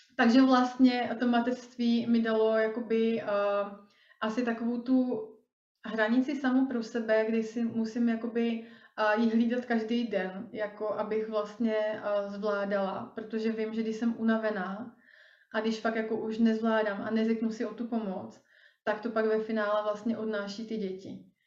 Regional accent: Rýmařov, Moravian-Silesian Region, Czechia; moved away; já pocházím původně z Moravy, z takového malého městečka na Moravě

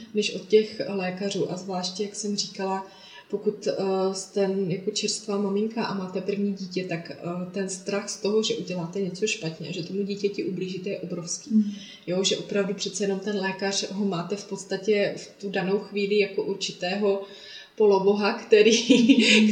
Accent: Traplice, Zlín Region, Czechia; also born or lived in Olomouc; pocházím eh, ze Slovácka od Uherského hlediště, mm-hmm. kde bydlím s rodinou, s manželem, se dvěma dětmi v malé dětince v Traplicích, mm-hmm. kde jsem i vyrůstala a chodila do školy

